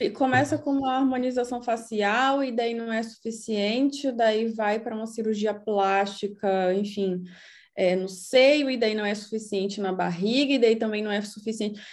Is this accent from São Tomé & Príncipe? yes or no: no; Salvador, Bahia, Brazil; now in Berlin, Germany; eu nasci em Salvador, mas eu posso chamar de Heimat Berlim